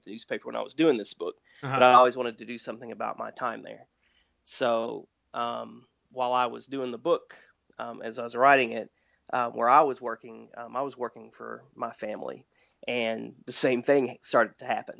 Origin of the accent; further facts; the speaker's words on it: Wise County, Southwest Virginia, United States; moved away; It's in like Southwest Virginia. It's literally my hometown. It's where I live now, and I grew up here